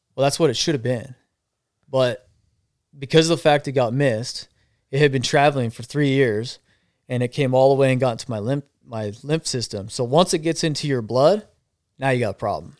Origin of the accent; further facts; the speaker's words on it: Arizona, United States; I'm from Arizona, so it gets hot